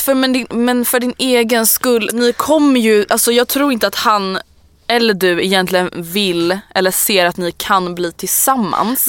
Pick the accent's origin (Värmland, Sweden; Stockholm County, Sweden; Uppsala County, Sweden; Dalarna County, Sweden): Stockholm County, Sweden; Stockholm; also born or lived in Årsta; jag är från Älvsjö